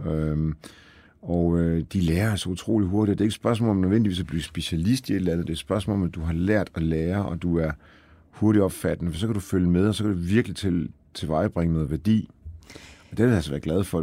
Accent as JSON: {"language": "Danish", "town": "Aalborg", "region": "North Denmark Region", "country": "Denmark", "tie": "born or raised there", "also_born_or_lived": "Poland", "said": "Så jeg er jo født i Polen faktisk, ja. og, øh, og var vel to-tre år gammel, da vi kom til Danmark øh, og øh, er jo så vokset op øh, i Aalborg."}